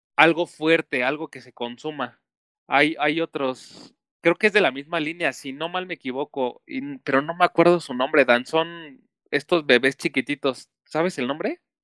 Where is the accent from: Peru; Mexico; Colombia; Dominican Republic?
Mexico; como buen mexicano